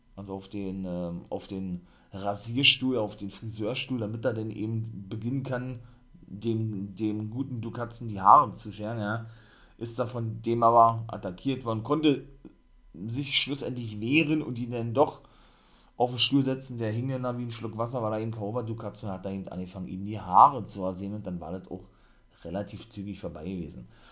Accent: Germany; bei uns in Deutschland

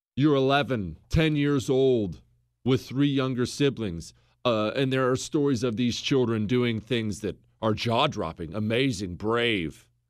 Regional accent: United States

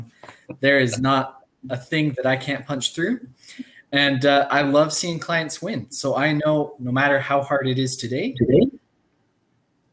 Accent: Canada; I am a Canadian, true and blue.

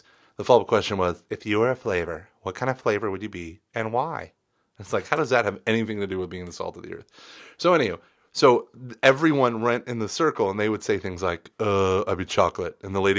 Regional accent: Denver, Colorado, United States; And I'm from the Rockies of Denver, and I just, okay, anyway.

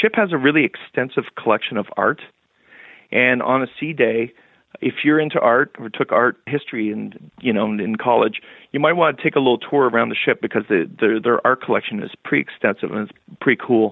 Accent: Canada; My wife and I, we're Canadian

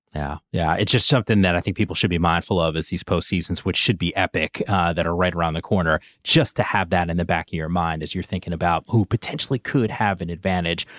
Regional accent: Northeast, United States; I grew up in the Northeast

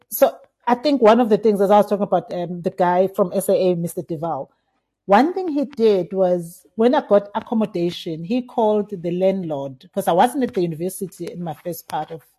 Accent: Kwavutela, KwaZulu-Natal, South Africa; I'm from KwaZulu Natal, Emahlabatini, uh, from the village of Kwavutela. Mm-hmm. So that's where I come from. It's a rural village, and I grew up there with my grandmother.

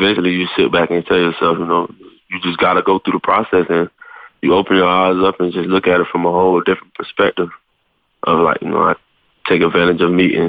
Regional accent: Miami, Florida, United States; moved away as an adult; Back home, back in Miami

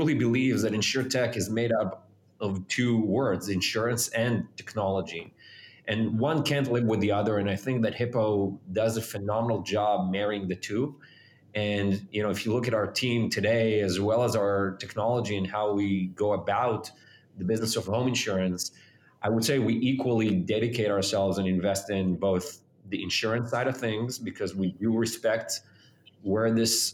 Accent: Israel; moved away as an adult; now in United States; I was born and raised in Israel.

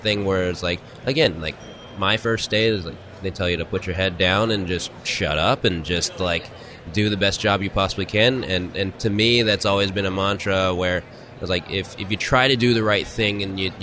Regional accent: Houston, Texas, United States; I'm originally from Houston

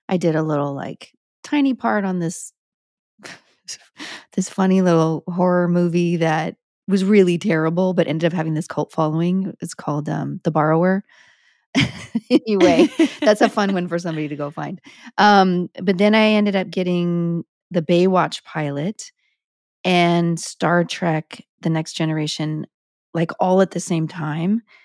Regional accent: Sparks, Nevada, United States; moved away; also born or lived in Reno, Nevada; I was born in a Reno hospital, but I'm technically from Sparks, Nevada

